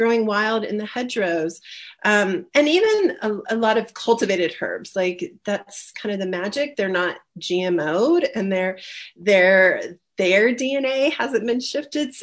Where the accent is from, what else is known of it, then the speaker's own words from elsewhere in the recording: rural Ohio, United States; now in Colorado, United States; where I grew up in Ohio, rural Ohio